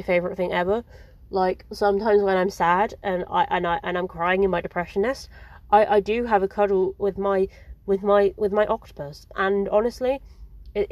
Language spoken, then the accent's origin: English; England, United Kingdom; I'm English